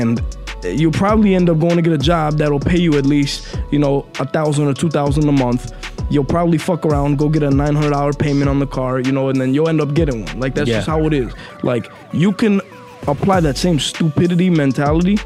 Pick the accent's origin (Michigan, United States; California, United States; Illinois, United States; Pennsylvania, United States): Illinois, United States; Chicago; I'm from Chicago